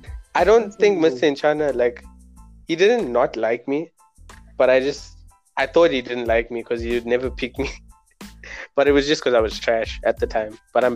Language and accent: English; Phoenix, KwaZulu-Natal, South Africa; also born or lived in Durban; I am from Phoenix. It's lit, but yeah, I schooled in Durban, Chevek, from grade R to grade 3, and then I came this side